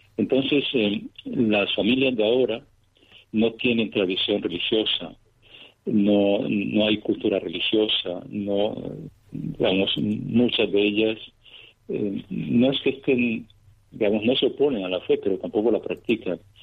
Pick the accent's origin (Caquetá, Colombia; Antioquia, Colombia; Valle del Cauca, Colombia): Antioquia, Colombia; Cañasgordas; moved away as an adult; also born or lived in Venezuela; now in Moscow, Russia; nací en Colombia, en un pequeño poblado de, Antioquia, en Cañas Gordas.